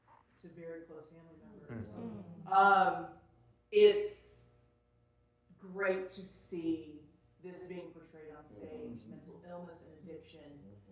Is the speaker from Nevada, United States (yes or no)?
no; Huntington, West Virginia, United States; also born or lived in Columbia; now in Charleston, United States; But I grew up in West Virginia, and it's so interesting to see a lot of the parallels that happened in my family. Being from Huntington, West Virginia